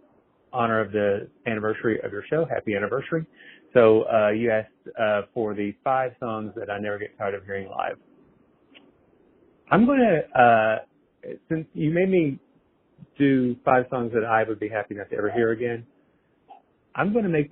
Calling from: Fort Worth, Texas, United States; I'm calling from Fort Worth.

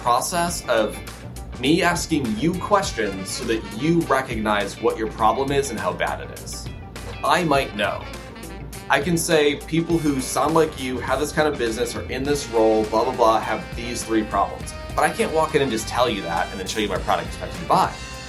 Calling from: Los Angeles, California, United States; Los Angeles, California. It's 93 degrees today.

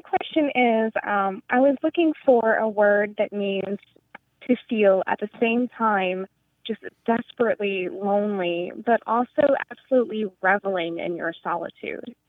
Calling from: Ithaca, New York, United States; I'm calling from Ithaca, New York.

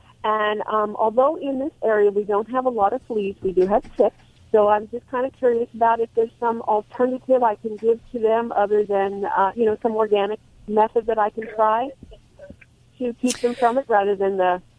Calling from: Sunriver, Oregon, United States; I am calling from Sun River, Oregon.

